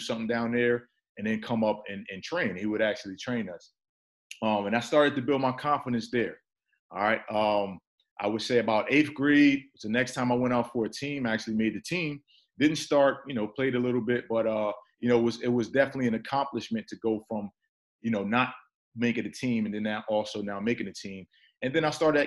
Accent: Newark, New Jersey, United States; also born or lived in Irvington, New Jersey; I was born and raised in Newark, New Jersey, also Irvington, New Jersey

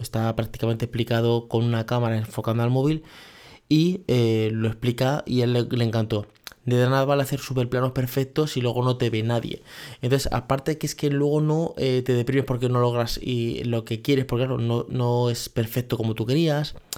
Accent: Spain; Es el modelo donde yo me he criado, que sé que soy español

